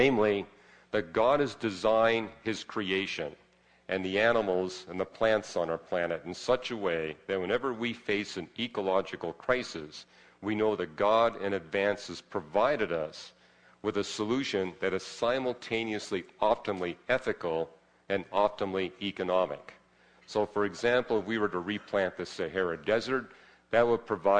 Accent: Vancouver, British Columbia, Canada; I grew up in Vancouver, which is even wetter

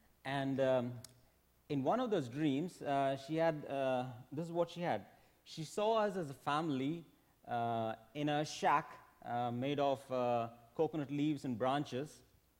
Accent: India; moved away as an adult; I'm from India. I came here for work

